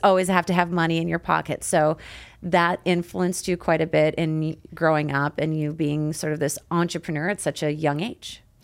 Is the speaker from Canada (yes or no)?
yes; Canada; me being from Canada 'cause we pronounce things different